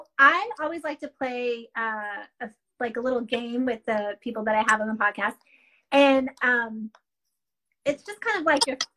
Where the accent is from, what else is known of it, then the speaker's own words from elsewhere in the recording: North Carolina and Kentucky, the South, United States; also born or lived in Florida; I was born, I'm Southern. I was born in Florida, okay. Raised in North Carolina and Kentucky.